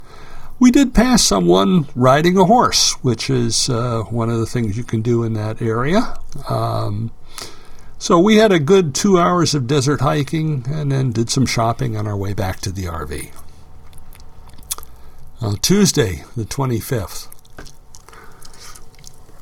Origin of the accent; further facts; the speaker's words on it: Buffalo, New York, United States; now in Detroit, United States; when I was younger, my family lived in Buffalo, or just outside of Buffalo